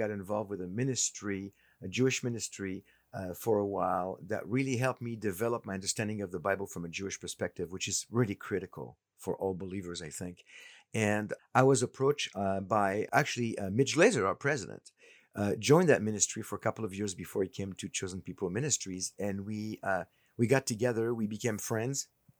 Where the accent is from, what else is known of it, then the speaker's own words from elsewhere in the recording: France; born there; I was born in France and of a Holocaust surviving parents, and was not raised in a religious setting.